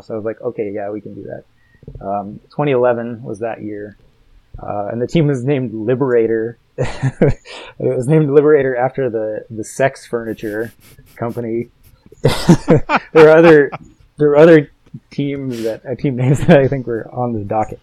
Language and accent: English; Colorado, United States; I grew up in Colorado as well